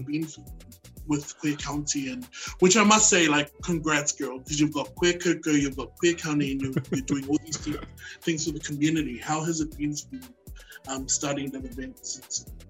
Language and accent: English; Brisbane, Queensland, Australia; also born or lived in Auckland, New Zealand; now in Sydney, Australia; I was born in Auckland, New Zealand, and moved over to Brisbane when I was nine, and now I reside in Sydney